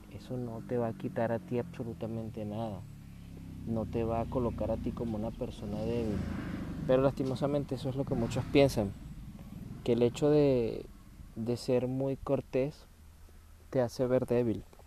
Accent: Venezuela; en mi país, en Venezuela.

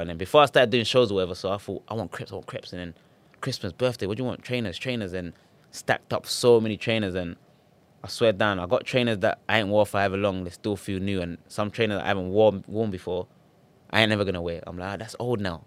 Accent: Ghana; now in United Kingdom; I'm from Ghana

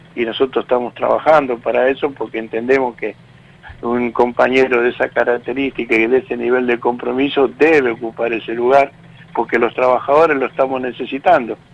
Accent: Tigre, Buenos Aires Province, Argentina; now in Garín, Argentina; yo soy de ahí, de Tigre, cerca donde están las donde están ustedes, yo me crié por ahí

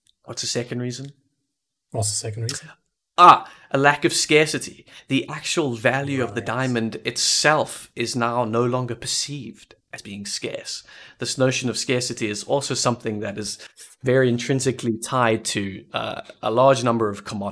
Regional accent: South Africa; Vince and I are both South Africans

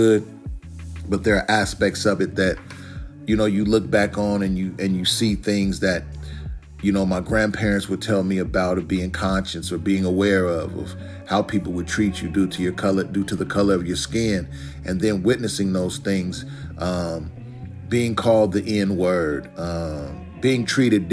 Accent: Portland, Oregon, United States; was born and raised in Portland, Oregon. Still reside in Portland, Oregon.

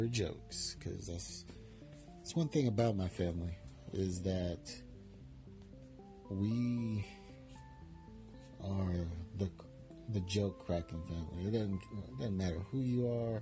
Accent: Bonner Springs, Kansas, United States; moved away; my hometown of Bonner Springs, Kansas

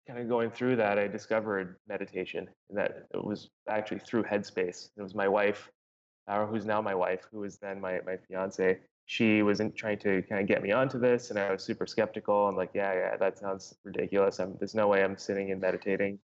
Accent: Canada; moved away as an adult; also born or lived in Los Angeles; now in Playa Vista, Los Angeles, United States; as a Canadian moving to the US

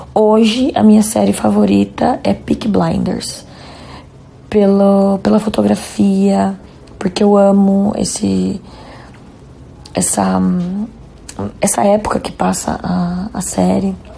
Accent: Jundiaí, São Paulo, Brazil; Nós somos de, de Jundiaí

